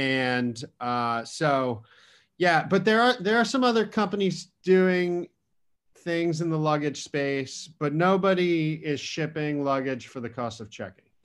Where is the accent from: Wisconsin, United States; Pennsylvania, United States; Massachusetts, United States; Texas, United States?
Massachusetts, United States; Western; I was born and raised in Massachusetts